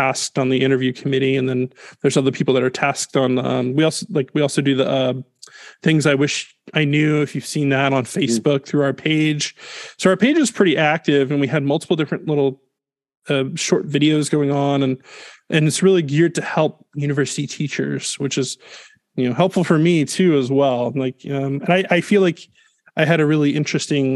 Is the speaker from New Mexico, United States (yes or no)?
no; Greenville, South Carolina, United States; moved away as an adult; also born or lived in St. Louis, Missouri / Atlanta / Greer, South Carolina; now in Texas, United States; I grew up in Greenville, South Carolina